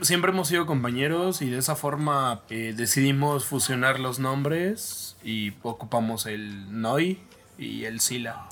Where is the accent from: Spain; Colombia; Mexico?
Mexico; Mexico City; igual soy oriundo de la Ciudad de México